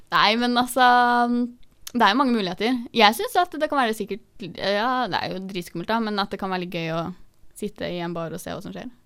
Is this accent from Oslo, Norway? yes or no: yes; Oslo, Norway; Det var hjemme på trikken i Oslo, vi er jo fra Oslo